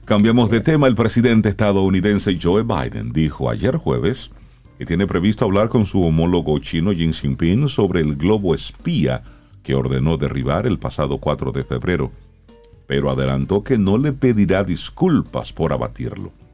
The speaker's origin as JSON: {"language": "Spanish", "town": "Salcedo", "region": "Hermanas Mirabal", "country": "Dominican Republic", "said": "yo que soy de Salcedo"}